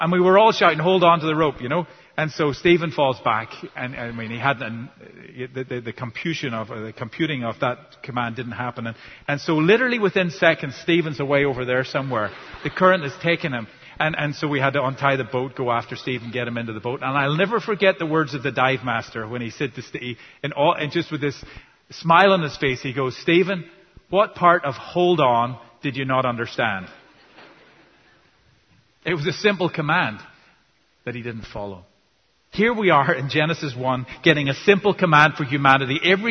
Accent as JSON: {"language": "English", "country": "Ireland", "tie": "born or raised there", "said": "You know, I grew up in Ireland and we were pretty good at that in Ireland."}